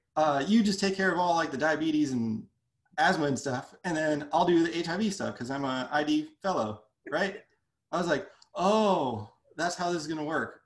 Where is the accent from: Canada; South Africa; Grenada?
Canada; moved away as an adult; also born or lived in Brooklyn, New York; now in United States; I'm I'm from Canada